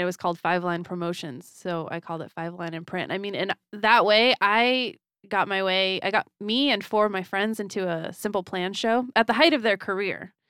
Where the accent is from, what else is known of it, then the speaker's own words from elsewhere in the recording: Florida, United States; moved away; I was from Florida